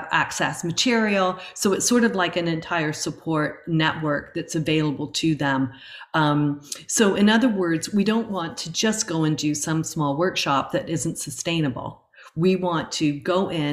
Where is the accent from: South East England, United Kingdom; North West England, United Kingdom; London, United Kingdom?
South East England, United Kingdom; Chatham; now in Canada; The city of Chatham, which it's just funny because that's my hometown, where I was born in England actually, but it was where I went to school